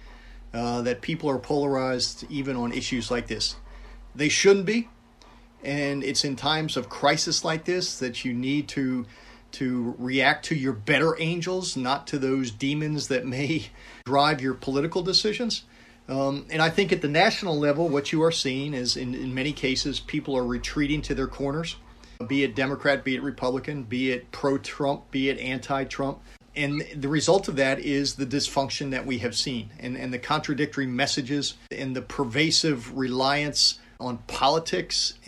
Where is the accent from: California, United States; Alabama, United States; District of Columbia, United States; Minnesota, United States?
District of Columbia, United States; Washington; moved away as an adult; now in Tampa, United States; I was growing up in the Washington, D.C. area